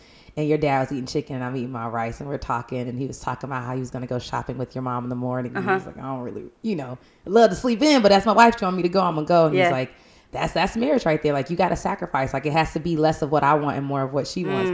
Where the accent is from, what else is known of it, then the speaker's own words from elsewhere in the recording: Atlanta, Georgia, United States; in my city, in my hometown